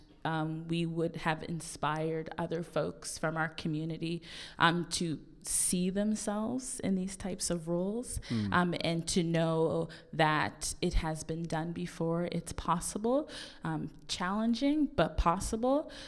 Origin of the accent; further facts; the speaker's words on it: Halifax, Nova Scotia, Canada; we're both from the North End